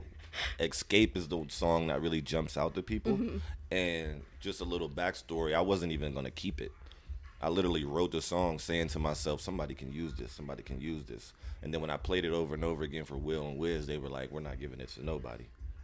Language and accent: English; Pittsburgh, Pennsylvania, United States; I'm from Pittsburgh.